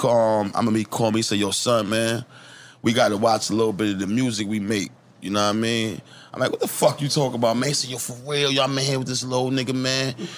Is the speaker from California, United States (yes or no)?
yes; Long Beach, California, United States; moved away as an adult; now in Bay Area, United States; I'm originally from Long Beach.